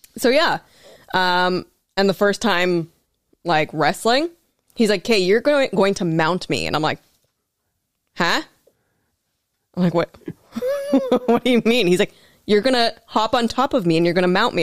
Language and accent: English; Prince Albert, Saskatchewan, Canada; moved away as an adult; also born or lived in Regina; now in Thunder Bay, Canada; I grew up in Prince Albert, Saskatchewan